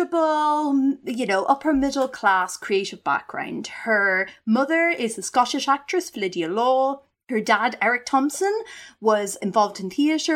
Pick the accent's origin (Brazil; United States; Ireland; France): Ireland; a highly strung, theatrical, little unpopular child growing up in the Irish countryside